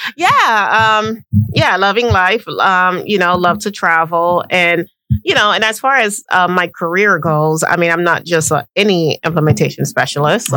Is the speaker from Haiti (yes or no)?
yes; Haiti; also born or lived in West Palm Beach, Florida; I am Haitian. 100%. 100%.